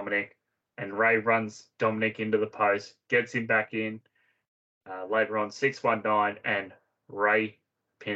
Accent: Australia; As an Aussie

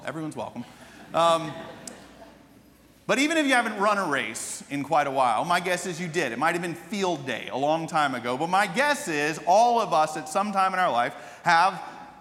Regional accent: Atlanta, Georgia, United States; growing up in Atlanta

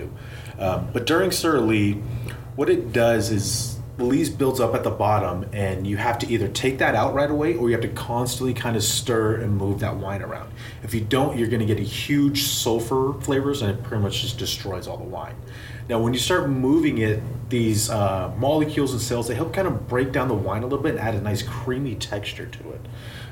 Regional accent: Russian River Valley, California, United States; I grew up around this valley. It's my home.

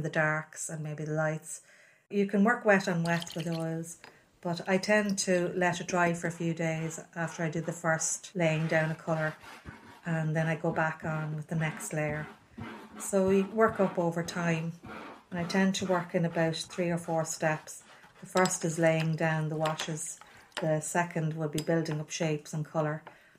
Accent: Navan, Leinster, Ireland; I grew up in Navan, one of 12 children.

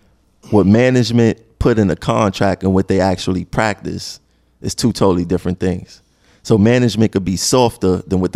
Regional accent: Brooklyn, New York, United States; I'm from Brooklyn.

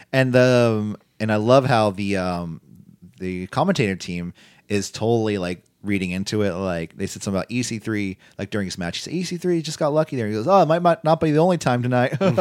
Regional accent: Pittsburgh, Pennsylvania, United States; I'm from Pittsburgh

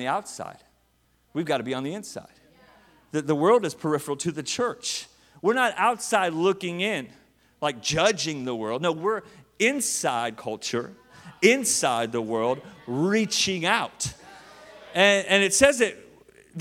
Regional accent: Tulsa, Oklahoma, United States; I grew up like in the Bible Belt. I mean, Tulsa, Jerusalem, Oklahoma.

